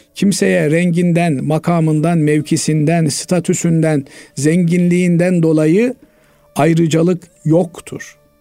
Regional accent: Turkey; biz Türk'üz

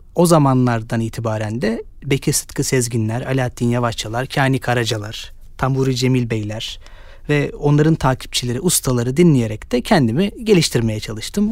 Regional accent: Istanbul, Turkey; Ben e, 92 İstanbul doğumluyum. Eski İstanbul'da, Suriçin'de doğdum büyüdüm.

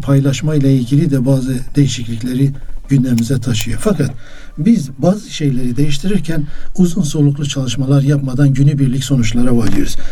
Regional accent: Muş, Muş Province, Turkey; Ben Musluyum

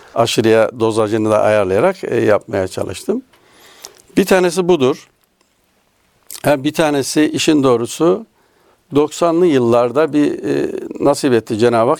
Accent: Nevşehir, Turkey; now in Istanbul, Turkey; Nevşehir doğumluyum aslen. Ee, Nevşehir'de doğdum. bin dokuz yüz yetmiş sekiz yılında İstanbul'a geldik

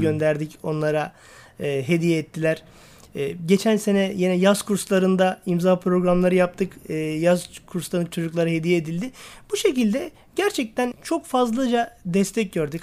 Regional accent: Istanbul, Turkey; also born or lived in Niksar, Tokat (ancestral); ben 1974 İstanbul doğumluyum. E, aslen Tokat Niksarlıyım. E, Başakşehir'de ikamet ediyorum.

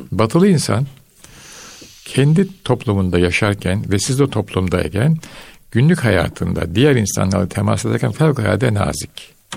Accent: Istanbul, Turkey; moved away as an adult; ben İstanbul'da Beyazıt'ta büyüdüm.

